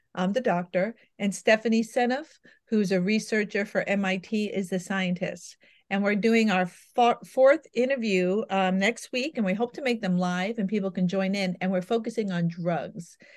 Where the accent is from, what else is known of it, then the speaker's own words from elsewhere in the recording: New York, United States; I'm a New Yorker by birth